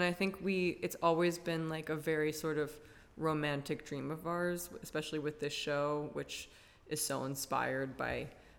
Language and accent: English; New York City, New York, United States; I am also from New York City, from the Lower East Side of Manhattan